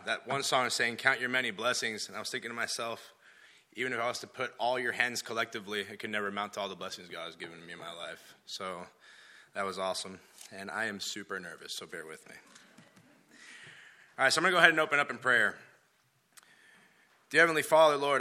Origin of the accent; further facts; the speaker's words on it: Dominican Republic; moved away; also born or lived in Florida; I was born in Florida and raised in Dominican Republic